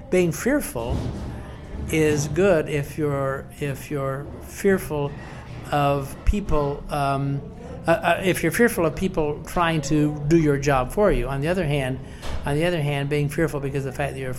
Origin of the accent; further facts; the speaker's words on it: West Virginia, United States; the Appalachian family, of which we are, we are fiercely Appalachian in, in West Virginia